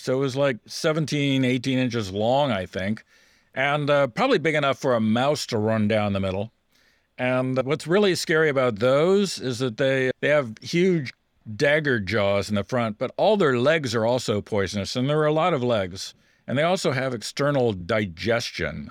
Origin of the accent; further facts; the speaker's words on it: United States; I, as an American